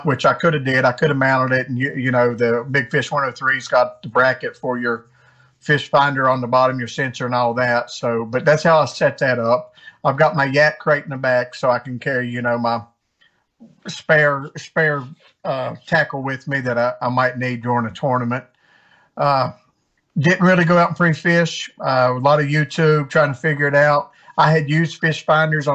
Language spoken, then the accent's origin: English; West Virginia, United States; moved away as an adult; also born or lived in Maine / North Carolina; I grew up in West Virginia, was stationed in the Air Force in Maine